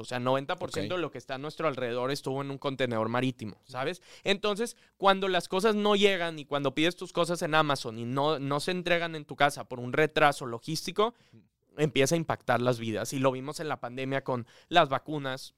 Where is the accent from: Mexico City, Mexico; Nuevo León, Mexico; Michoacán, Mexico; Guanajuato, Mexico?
Nuevo León, Mexico; Monterrey; moved away as an adult; regio al 100%, viví aquí toda mi vida, luego a los 18 me fui